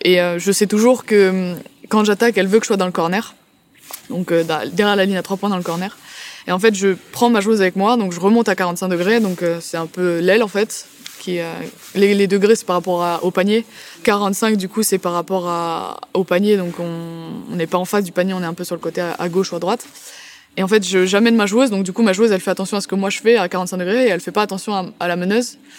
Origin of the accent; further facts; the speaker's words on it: France; nous, en tant que bons Français